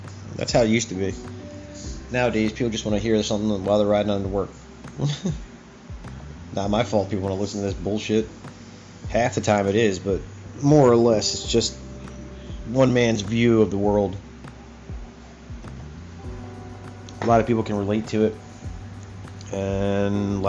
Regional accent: United States; I'm an American. I've been an American all my life.

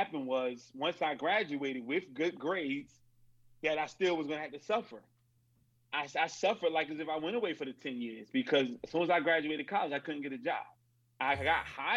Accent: Newark, New Jersey, United States; I grew up in Newark, New Jersey.

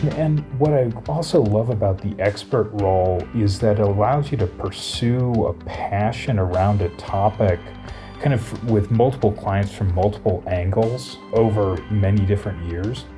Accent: Colorado, United States; moved away as an adult; also born or lived in Chicago; originally I'm from Colorado

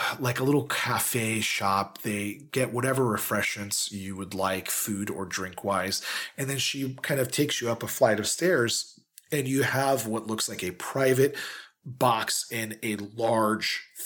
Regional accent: United Kingdom; No offense. It's understood. I'm British.

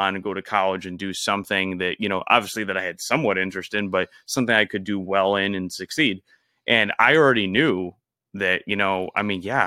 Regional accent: Illinois, United States; now in Florida, United States; We're from Illinois.

